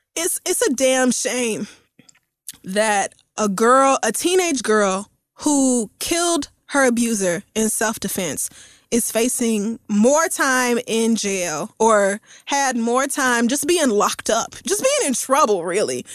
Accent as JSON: {"language": "English", "town": "Tulsa", "region": "Oklahoma", "country": "United States", "tie": "born or raised there", "moved": "yes", "said": "I grew up in Tulsa, Oklahoma"}